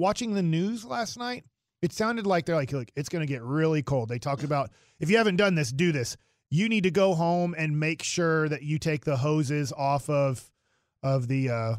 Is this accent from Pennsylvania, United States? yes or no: no; Duncanville, Texas, United States; just because I'm from Duncanville and I know Duncanville, DeSoto, South Oak Cliff. I know that area.